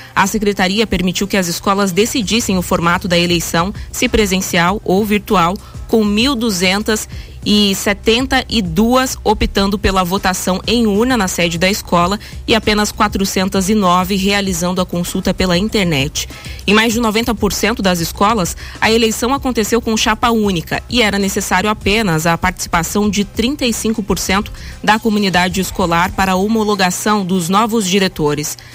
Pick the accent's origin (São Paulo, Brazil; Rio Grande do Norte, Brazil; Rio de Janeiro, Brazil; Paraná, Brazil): Paraná, Brazil; Guaíra; Guaíra, minha cidade natal